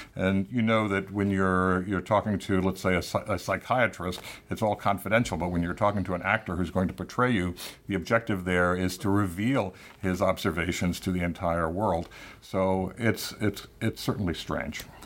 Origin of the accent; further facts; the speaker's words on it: Tampa, Florida, United States; moved away; my hometown newspaper in Tampa, Florida.